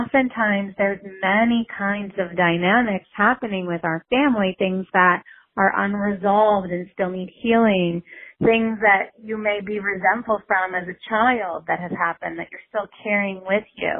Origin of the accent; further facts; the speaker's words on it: New York City, New York, United States; growing up in New York City